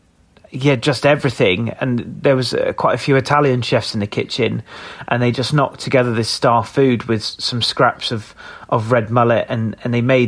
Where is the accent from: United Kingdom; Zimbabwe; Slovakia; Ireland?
United Kingdom; Somerset, South West England; moved away as an adult; also born or lived in London; I grew up in Somerset, moved away quite quick when I was 18